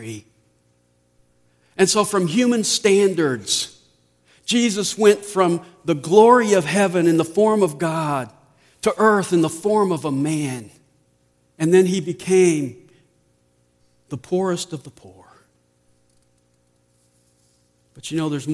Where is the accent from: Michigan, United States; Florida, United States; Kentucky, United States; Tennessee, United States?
Tennessee, United States; Nashville; moved away; since I was born and raised in Nashville, I took my family over to see the house where I grew up